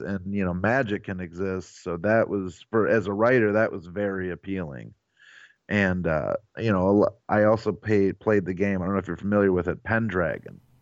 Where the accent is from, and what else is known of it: Avon Lake, Ohio, United States